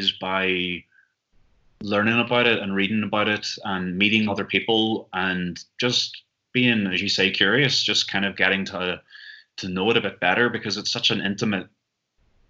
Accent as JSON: {"language": "English", "region": "Northern Ireland", "country": "United Kingdom", "moved": "as an adult", "lives_now": "Amsterdam, Netherlands", "said": "I'm originally from Northern Ireland"}